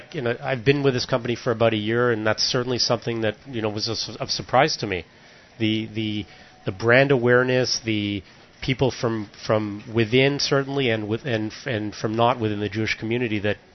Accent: Toronto, Ontario, Canada; born or raised there

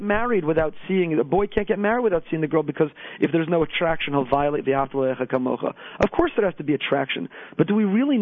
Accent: Teaneck, New Jersey, United States; now in Boca Raton, United States; a young child growing up in Teaneck

